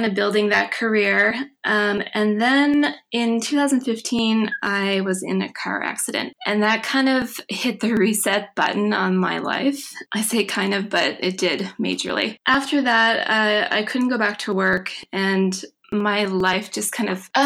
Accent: Mahone Bay, Nova Scotia, Canada; Well, I grew up in Mahone Bay, Nova Scotia, which is a tiny little town on the south shore of Nova Scotia

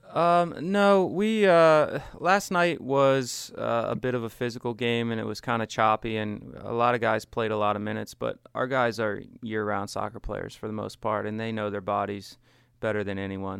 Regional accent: Washington County, Maryland, United States; I grew up in, um, Washington County

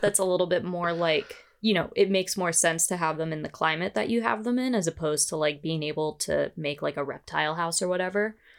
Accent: Northern Virginia, United States; I grew up in Northern Virginia

